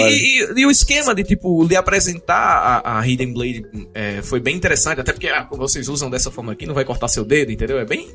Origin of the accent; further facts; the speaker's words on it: Serra Negra do Norte, Rio Grande do Norte, Brazil; lá da minha cidade, Serra Negra do Norte, no interior do Rio Grande do Norte